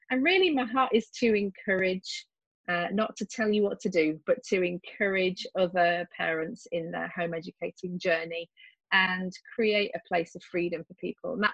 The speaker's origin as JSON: {"language": "English", "region": "West Midlands", "country": "United Kingdom", "accent": "English", "said": "And as you can hear from my accent, I am English. I live right in the middle of the UK, uh, pretty close to Stratford upon Avon."}